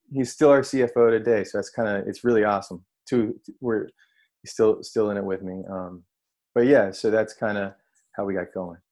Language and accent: English; North Carolina, United States; moved away as an adult; also born or lived in New York; now in San Francisco, United States; I'm from North Carolina, like born and raised, grew up in a small